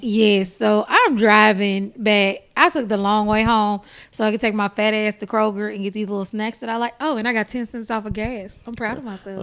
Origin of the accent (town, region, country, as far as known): Texas, United States; born or raised there